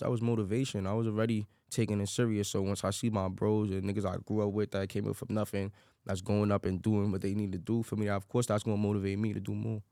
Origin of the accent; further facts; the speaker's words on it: New York City, New York, United States; Grew up in the Bronx